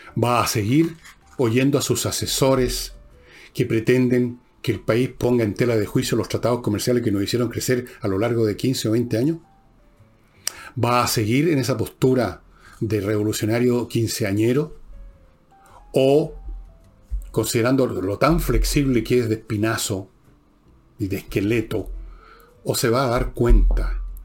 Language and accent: Spanish; Chile; todos somos chilenos por igual